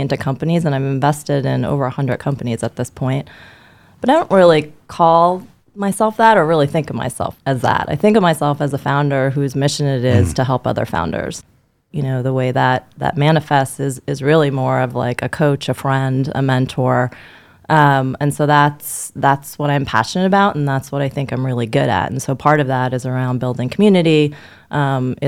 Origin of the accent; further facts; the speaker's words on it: New York, United States; born and raised in New York